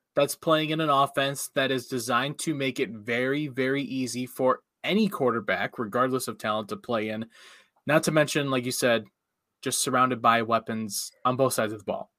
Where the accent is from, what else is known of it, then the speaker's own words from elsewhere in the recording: Cincinnati country, Ohio, United States; moved away; I grew up in Cincinnati country